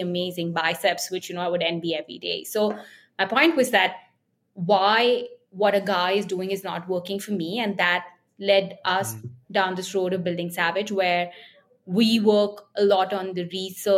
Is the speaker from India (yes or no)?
yes; India; as Indian women